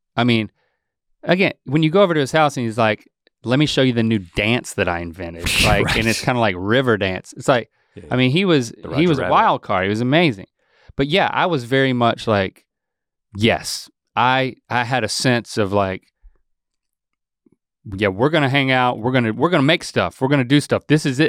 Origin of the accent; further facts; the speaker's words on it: North Carolina, United States; that's because I was born and raised in North Carolina.